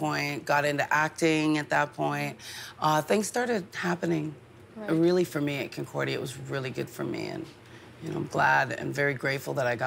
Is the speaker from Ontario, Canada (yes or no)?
yes; London, Ontario, Canada; also born or lived in Manchester, England; now in Montreal, Canada; I was actually born in Manchester, England, which is the north of England. They don't like to get confused with the Londoners. But I was raised in Ontario. We came over when I was four